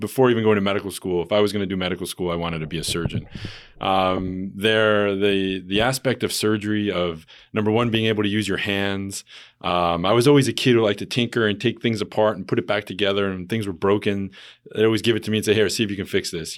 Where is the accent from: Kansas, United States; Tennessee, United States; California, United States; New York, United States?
New York, United States; moved away as an adult; now in Hartford, United States; I am originally from New York, uh, but came back to this area almost eight years ago now